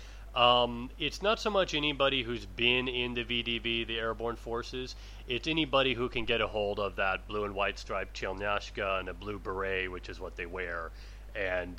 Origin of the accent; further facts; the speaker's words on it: Southwest, United States; moved away; I'm from the Southwest, and we don't have any concept of in-season or out-of-season.